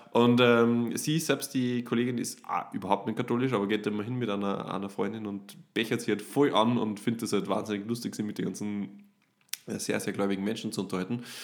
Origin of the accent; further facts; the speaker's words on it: Upper Austria, Austria; bei uns in Oberösterreich